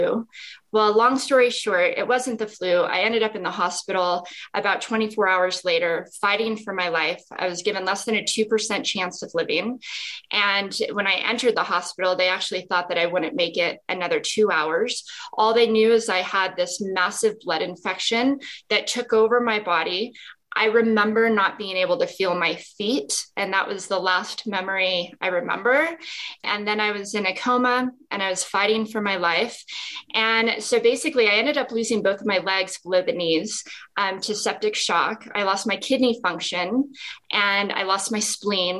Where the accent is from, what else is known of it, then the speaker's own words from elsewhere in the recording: Las Vegas, Nevada, United States; moved away as an adult; also born or lived in Salt Lake City, Utah; when I was young, I grew up in Las Vegas.